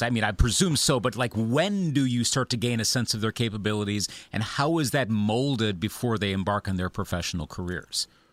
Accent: Eau Claire, Wisconsin, United States; my hometown of Eau Claire, Wisconsin

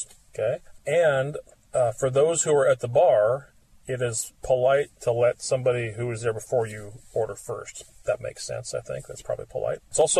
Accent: United States; they know we're American

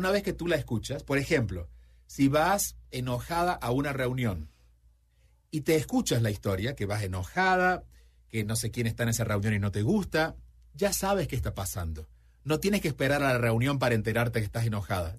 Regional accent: Argentina; cuando yo tenía 5 o 6 años, yo nací en Argentina, vivía en un pueblo

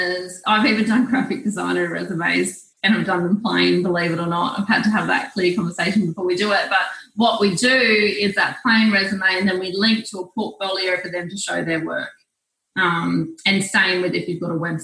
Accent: New South Wales, Australia; I'm from New South Wales

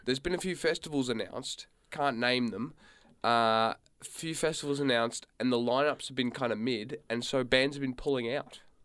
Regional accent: Australia; We're Australian

